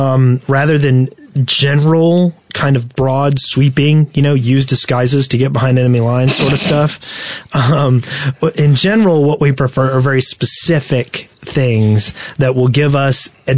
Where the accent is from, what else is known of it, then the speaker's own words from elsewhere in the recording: Alabama, United States; I grew up on pyro around here.